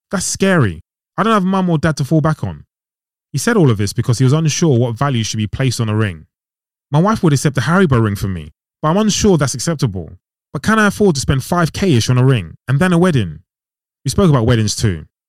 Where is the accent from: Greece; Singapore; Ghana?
Ghana; I'm from Ghana